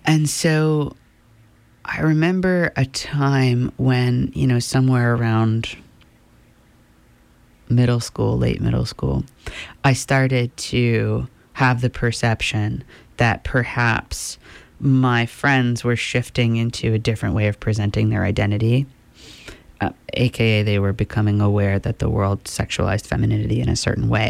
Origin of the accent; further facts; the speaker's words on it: Midcoast, Maine, United States; I grew up in Midcoast, Maine, in a relatively liberal town.